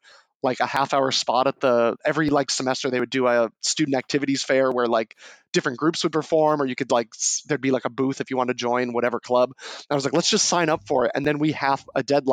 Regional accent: New Hampshire, United States; I'm from New Hampshire

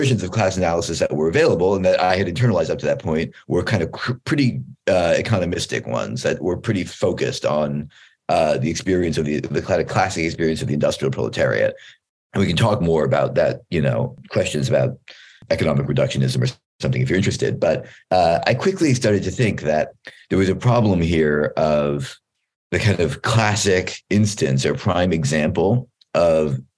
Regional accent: Philadelphia, Pennsylvania, United States; moved away as an adult; now in New Haven, United States; I did my PhD at Yale, and I grew up in Philadelphia

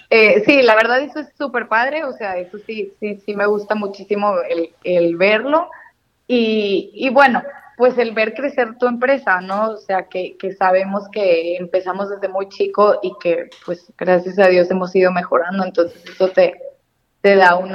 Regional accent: Allende, Nuevo León, Mexico; nosotros somos de Allende, Nuevo León, está muy cerquita de, de Monterrey es una ciudad muy transportista, por cierto.

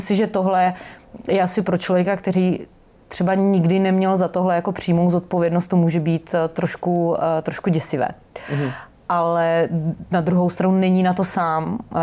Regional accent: Brno, South Moravian Region, Czechia; pocházím z Brna

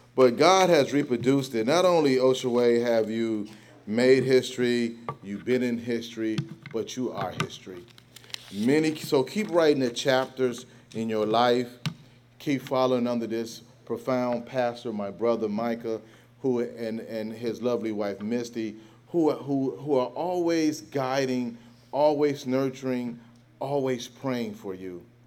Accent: Gary, Indiana, United States; moved away; I'm from Gary, Indiana. You didn't sit on your front porch

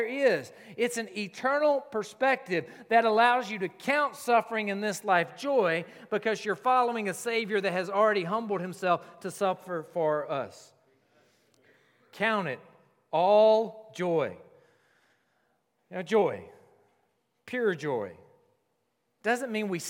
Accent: South Carolina, United States; I grew up in South Carolina

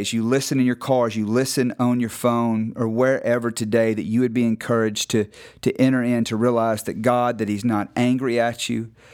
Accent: North Mississippi, United States; I grew up in North Mississippi, you know, kind of agricultural farm town

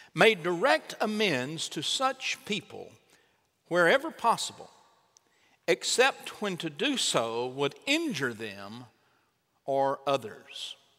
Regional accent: Chandler, Texas, United States; also born or lived in Troup, Texas; Both mom and dad were from my hometown of Chandler

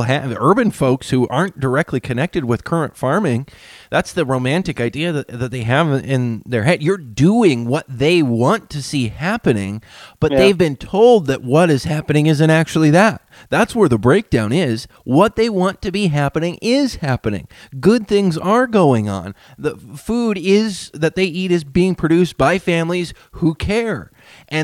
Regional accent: Whatcom County and Skagit County, Washington, United States; here in our communities where I grew up here in Whatcom County and in Skagit County

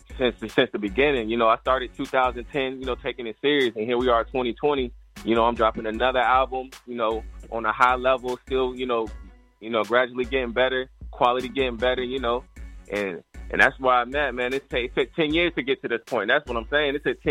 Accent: Fort Walton Beach, Florida, United States; also born or lived in Virginia; I'm from Panhandle, Florida, man. Fort Walton Beach, you know, Panama City, Pensacola, that whole 850. I'm repping all that. You know, I grew up in Bethlehem, VA.

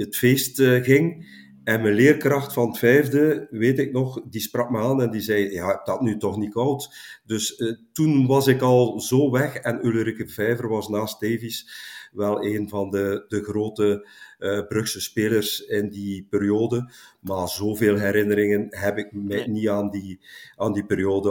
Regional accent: Langemark, Flanders, Belgium; in Langemark, mijn geboorteplaats

